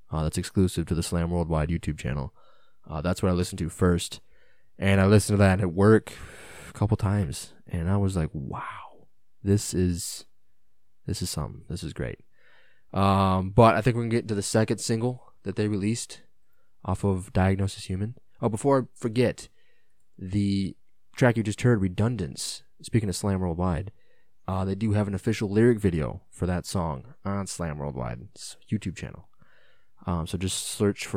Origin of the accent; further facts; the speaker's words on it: United States; as an American, you know, somebody who speaks English